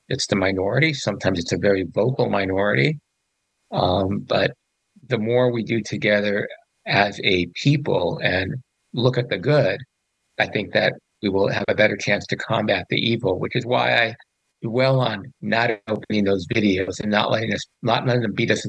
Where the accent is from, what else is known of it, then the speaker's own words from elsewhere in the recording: Panama; born there; I was born in Panama.